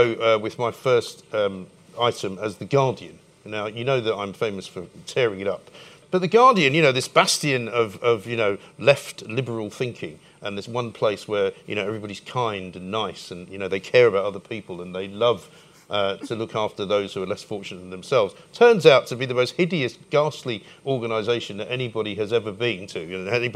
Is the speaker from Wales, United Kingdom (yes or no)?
no; London, United Kingdom; I was born in Hampstead